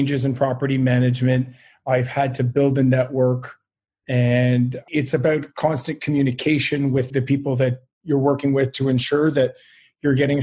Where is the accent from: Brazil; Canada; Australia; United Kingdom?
Canada; Montreal, Quebec; born and raised in Montreal, and I do love it here